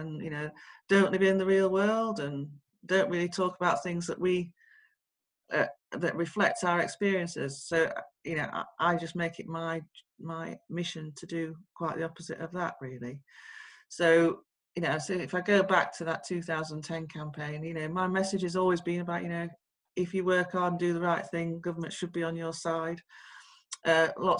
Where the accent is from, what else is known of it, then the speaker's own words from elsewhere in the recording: Sheffield, Yorkshire and the Humber, United Kingdom; I come from Sheffield, a council estate in Sheffield.